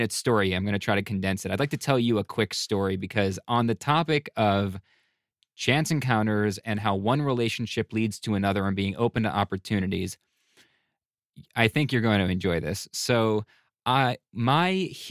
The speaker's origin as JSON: {"language": "English", "town": "Buffalo", "region": "New York", "country": "United States", "tie": "born or raised there", "moved": "yes", "said": "I'm from Buffalo"}